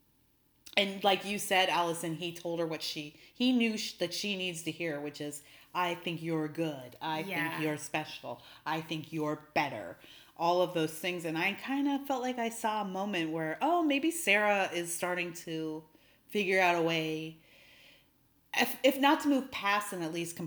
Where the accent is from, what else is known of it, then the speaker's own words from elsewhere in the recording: Canada; I'm Canadian